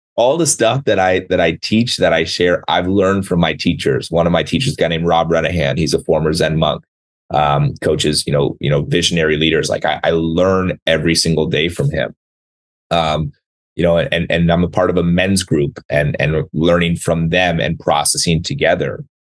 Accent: San Diego, California, United States; moved away as an adult; also born or lived in Seattle; I grew up down in San Diego

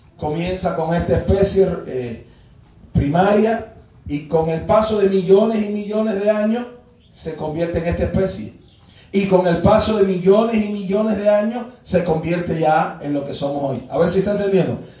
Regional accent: Cuba; Parte de nuestra idiosincrasia como cubanos

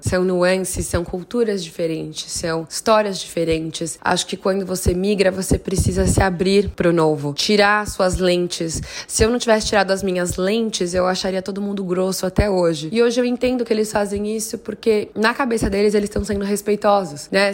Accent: Guarulhos, São Paulo, Brazil; moved away as an adult; now in California, United States; Guarulhos, minha terra natal

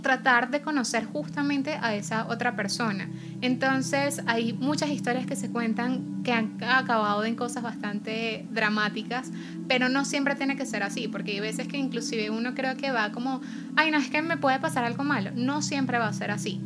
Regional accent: Venezuela; nuestra realidad como venezolanos

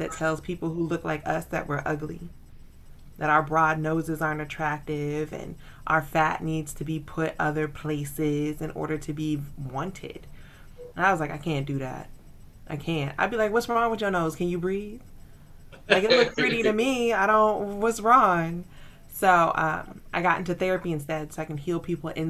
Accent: the South, United States; I am a Southerner, a recovering Baptist

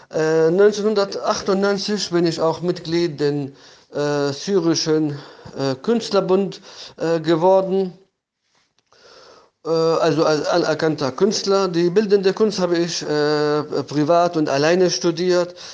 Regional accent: Homs, Homs Governorate, Syria; danach habe ich 1997 in meiner Heimatstadt Homs in Syrien meine erste private Ausstellung äh, äh, äh gemacht.

